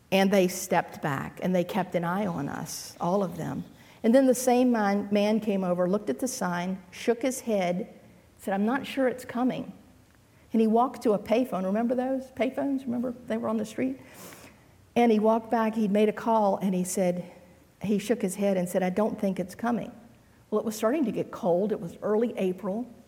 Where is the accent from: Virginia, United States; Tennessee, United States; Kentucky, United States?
Virginia, United States; Stuarts Draft; Now, please remember, I grew up in Stuarts Draft. I went to college in Farmville.